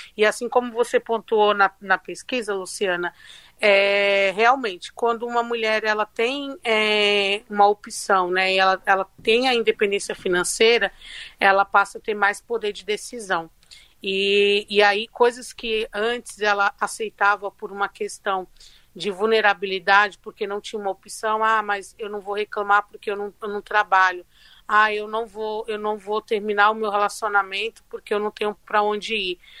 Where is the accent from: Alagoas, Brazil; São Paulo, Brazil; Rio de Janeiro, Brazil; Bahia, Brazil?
São Paulo, Brazil; Eu e a Juliana somos de Paraisópolis